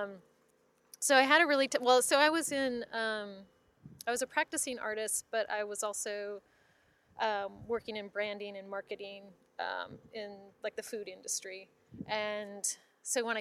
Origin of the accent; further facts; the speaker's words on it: Minneapolis, Minnesota, United States; moved away as an adult; now in Austin, United States; I'm from Minneapolis, Minnesota